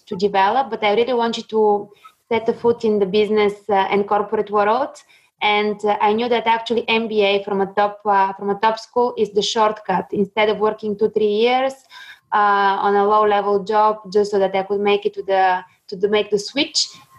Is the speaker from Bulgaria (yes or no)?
yes; Bulgaria; also born or lived in Ireland; now in France; So I'm originally from Bulgaria. In France. Before joining INSEAD, I was working in France, and before that, I was working in Ireland.